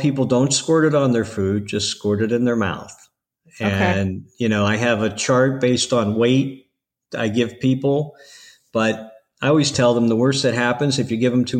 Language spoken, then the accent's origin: English; Ohio, United States; now in Florida, United States; I'm from Ohio. No. So, you know, I know what the winters are like, so I don't miss them at all.